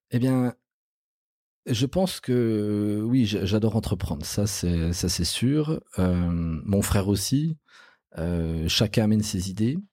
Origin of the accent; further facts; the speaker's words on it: Bourgogne-Franche-Comté, France; chez nous en Franche-Comté